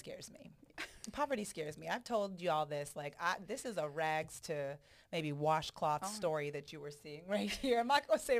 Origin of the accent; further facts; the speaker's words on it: Jamaica; So I'm also Jamaican.